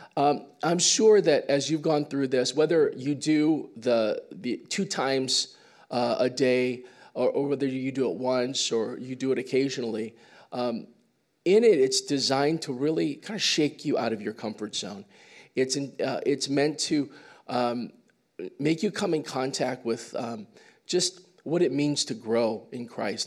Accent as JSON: {"language": "English", "region": "Midwest", "country": "United States", "moved": "yes", "said": "I came from the Midwest, so I come from more of a Caucasian culture"}